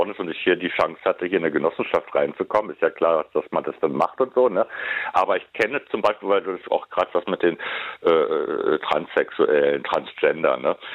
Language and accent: German; Berlin, Germany; born there; Ich wollte, ich wollte Kevin natürlich nur vermitteln, dass ich auch gebürtiger Westberliner bin.